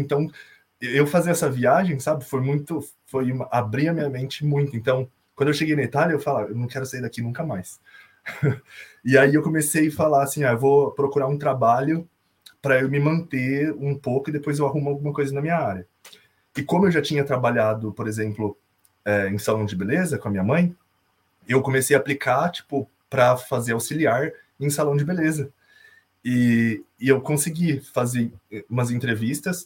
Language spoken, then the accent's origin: Portuguese; Americana, São Paulo, Brazil; moved away as an adult; now in Ireland; eu sou de Americana, interior de São Paulo, perto de Campinas